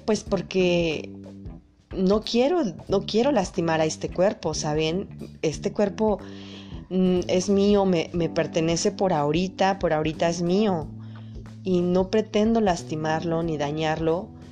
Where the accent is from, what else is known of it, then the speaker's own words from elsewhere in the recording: Puebla, Mexico; Yo soy de México, de Puebla exactamente